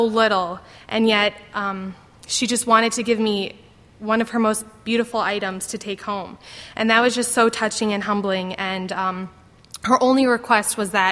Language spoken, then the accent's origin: English; Brunswick Hills, Ohio, United States; I'm from Brunswick Hills, Ohio